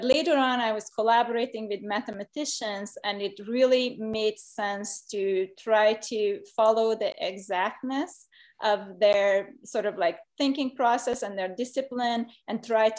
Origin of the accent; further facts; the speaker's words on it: Hungary; moved away as an adult; now in United States; So I've been doing ceramics since 1993, when I came to the US from Hungary, and with a medical degree, I thought ceramics is just going to be a hobby